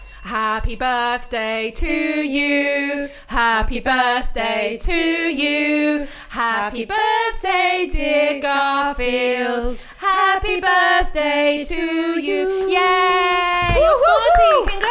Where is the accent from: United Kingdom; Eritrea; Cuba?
United Kingdom; Wales; But we've established that that's because I'm a Welsh.